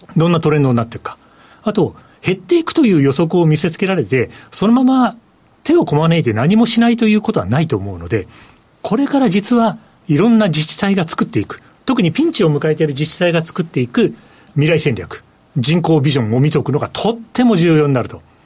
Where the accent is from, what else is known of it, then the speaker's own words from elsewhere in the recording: Aichi, Japan; 愛知県人